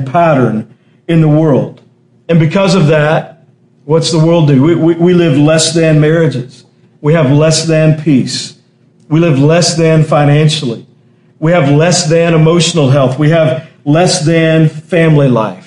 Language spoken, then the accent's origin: English; Texas, United States; I remember in high school, growing up in Texas, in high school